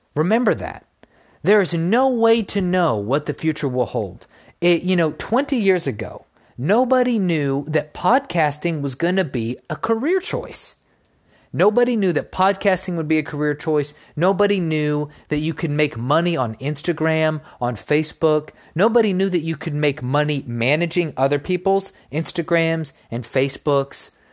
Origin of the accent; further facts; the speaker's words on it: Texas, United States; in my home state